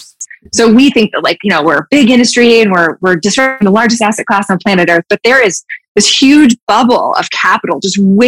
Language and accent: English; Utah, United States; I grew up in Utah, like super big outdoorsy state.